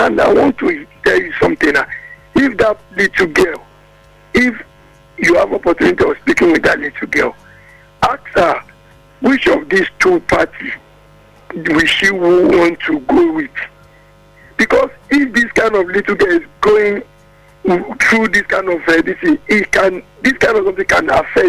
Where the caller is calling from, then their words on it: Ojo, Lagos, Nigeria; Yeah, we came from Sabo Limba in Ojo.